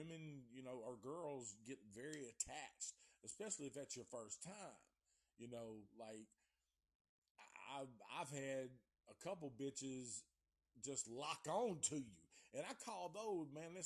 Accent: Antioch, the South, United States; I'm from the South

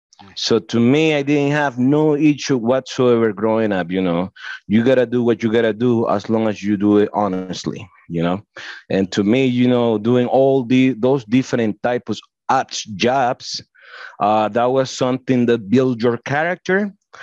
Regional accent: Estelí, Nicaragua; English is a second language; moved away as an adult; now in United States; I have beautiful memories growing up in Esteli

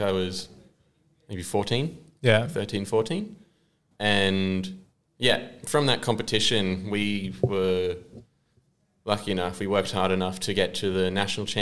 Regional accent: Sunshine Coast, Queensland, Australia; I'm from the Sunshine Coast.

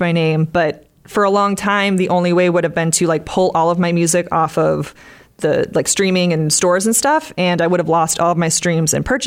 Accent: Westwood, Massachusetts, United States; moved away as an adult; now in Nashville, United States; I'm originally from Westwood, Massachusetts, and I now live in Nashville, Tennessee.

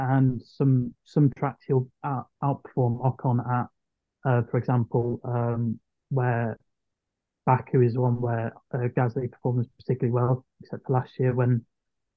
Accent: United Kingdom; As a Brit

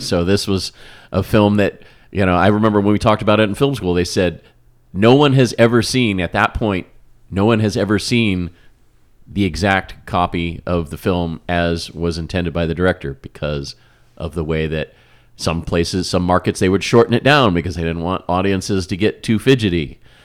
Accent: Kansas City, United States; where I grew up in around Kansas City

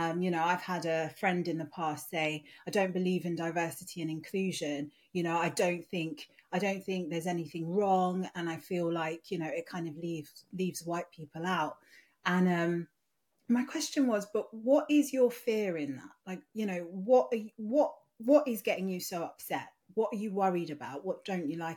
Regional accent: Nigeria; moved away; my Yoruba name, because I'm Nigerian originally

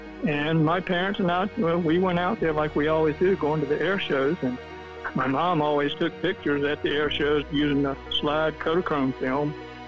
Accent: Wilmington, North Carolina, United States; also born or lived in Durham, North Carolina; I grew up in Wilmington, North Carolina. I was actually born in Durham. That's where my father's family was from. My family goes back to the late 1700s up in the Durham, North Carolina area. We moved down to Wilmington when I was 2 years old

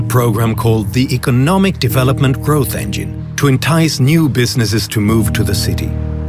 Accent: Sweden; now in United States; IKEA was founded in my home country of Sweden. Here in America

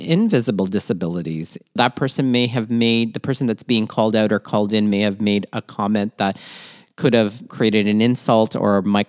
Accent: Philippines; it has to do, too, with being Filipino, in the sense that being in the Philippines, there's a long tradition of pearl diving.

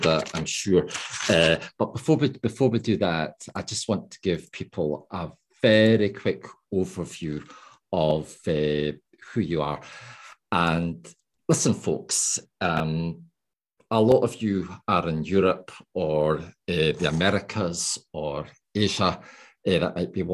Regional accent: Scotland, United Kingdom; accent: Scottish; I'm quite a fast talker with a Scottish accent

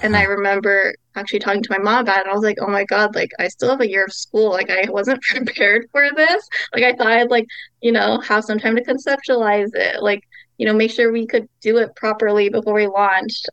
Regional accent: Los Angeles, California, United States; so I'm Taiwanese American. Um, grew up in LA.

